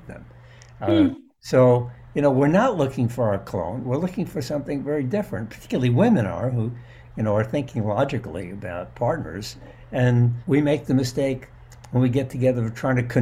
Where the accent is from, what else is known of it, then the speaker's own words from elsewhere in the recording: New York City, New York, United States; I grew up in New York City